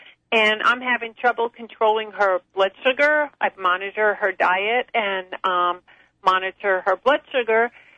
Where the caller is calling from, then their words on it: Vero Beach, Florida, United States; I'm calling from Vero Beach, Florida.